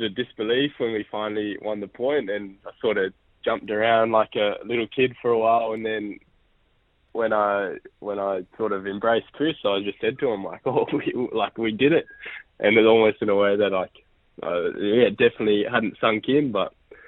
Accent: Canada; now in Australia; I was born in Canada and my dad's New Zealand and I live in Australia

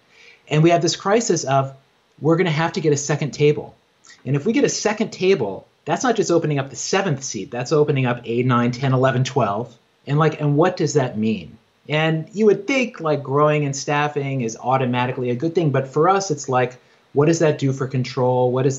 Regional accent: Virginia, United States; now in New York, United States; I grew up in Southwest Virginia on a farm. I grew up Christian, evangelical Christian, and like had no neighbors, just read books all the time, and like dreamed of being a writer and was always on that path, like moved to New York

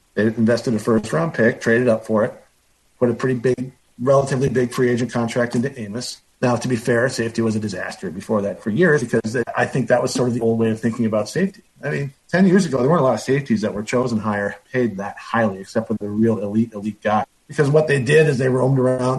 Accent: Green Bay, Wisconsin, United States; moved away as an adult; also born or lived in Madison / Oregon; now in San Diego, United States; I was born and raised in Green Bay

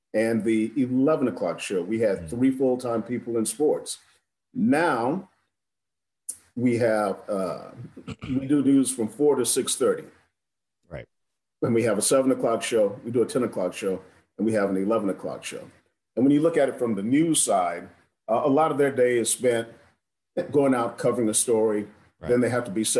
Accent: South Carolina, United States; as a black guy growing up in South Carolina

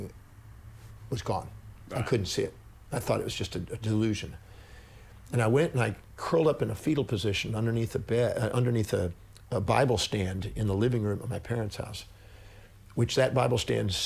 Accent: Texas, United States; also born or lived in California; back to Texas, because I was born in Texas

